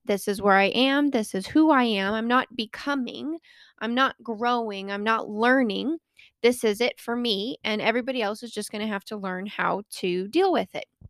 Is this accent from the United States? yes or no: yes; Colorado, United States; born or raised there